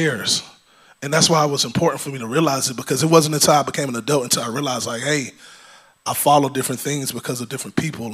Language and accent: English; Georgia, United States; I was born in Georgia. I was raised by my grandparents.